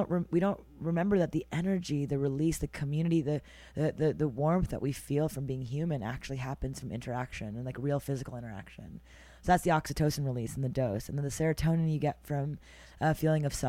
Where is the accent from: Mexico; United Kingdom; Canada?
Canada; Montreal, Quebec; now in New York City, United States; I was born and raised in Montreal, Canada